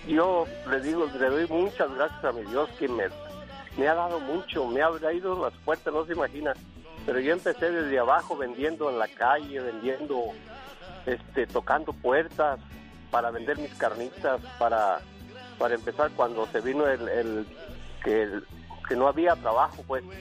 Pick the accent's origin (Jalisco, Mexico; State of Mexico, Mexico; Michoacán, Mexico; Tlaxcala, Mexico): Michoacán, Mexico; La Huacana; Este, claro, estilo Michoacán, yo soy de la Huacana, Michoacán.